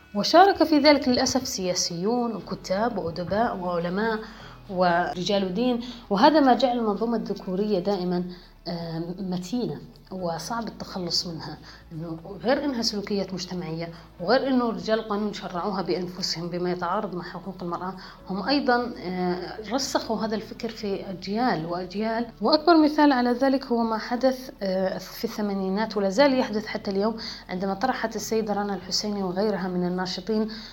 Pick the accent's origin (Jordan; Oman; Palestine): Jordan; أنا كمواطنة أردنية يحق لي العيش في هذا البلد